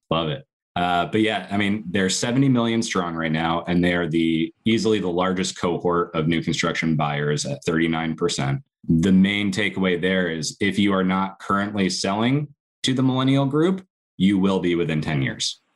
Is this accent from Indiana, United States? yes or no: no; Connecticut, United States; I grew up in Connecticut